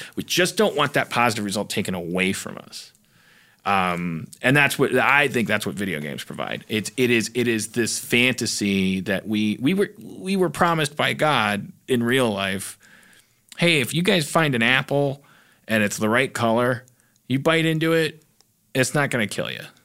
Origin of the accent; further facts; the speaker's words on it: Midwest, United States; I grew up in the Midwest